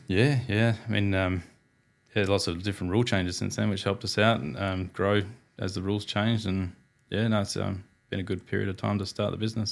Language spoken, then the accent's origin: English; Perth, Western Australia, Australia; born and bred in Perth. Apprenticeship in Perth